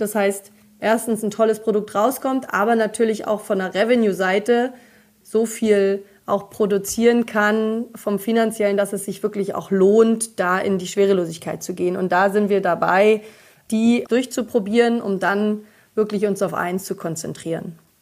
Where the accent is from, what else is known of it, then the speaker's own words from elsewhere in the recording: East Germany, Germany; ich bin ja in Ostdeutschland geboren